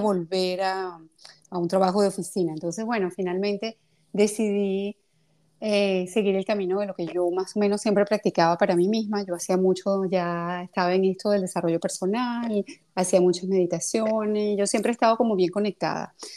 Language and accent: Spanish; Venezuela; also born or lived in Russia / Greece / France; now in Paris, France; yo salí de Venezuela hace 31 años ya